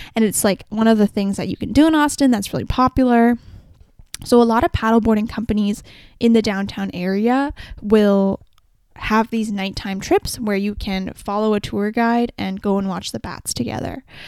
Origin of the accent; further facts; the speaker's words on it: Vancouver, British Columbia, Canada; I'm from Vancouver